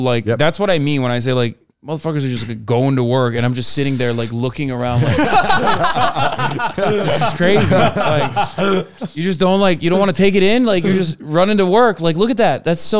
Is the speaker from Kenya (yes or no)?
no; Turkey; now in United States; I grew up in Turkey. I live in America now, all around America.